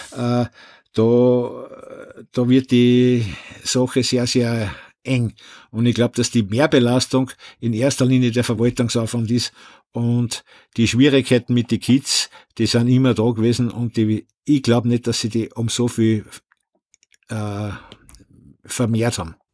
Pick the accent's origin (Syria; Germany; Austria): Austria; Upper Austria; bei uns in Oberösterreich